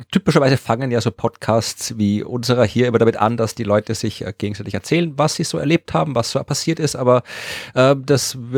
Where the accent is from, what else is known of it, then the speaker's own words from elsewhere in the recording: Austria; also born or lived in Germany; Ein ganz wichtiger Fallstrick, den äh, man als Österreicher oder Österreicherin im Gespräch mit dem deutschsprachigen Ausland äh, verwendet, äh, das bin ich selbst erst draufgekommen, als ich in Deutschland gelebt